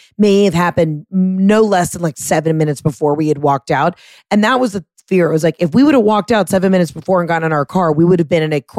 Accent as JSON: {"language": "English", "town": "Fresno", "region": "California", "country": "United States", "said": "And we're from Fresno."}